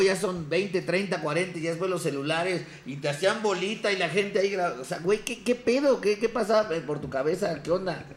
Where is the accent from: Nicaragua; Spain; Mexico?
Mexico; Ecatepec, State of Mexico; yo crecí en Ecatepec